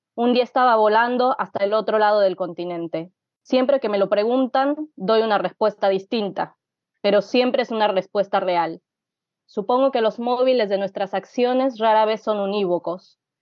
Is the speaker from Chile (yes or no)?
no; Mexico City, Mexico; moved away as an adult; now in Buenos Aires, Argentina; nací en Ciudad de México en 1989, Eh, y viví ahí hasta los 26 años, que me vine a vivir a Buenos Aires.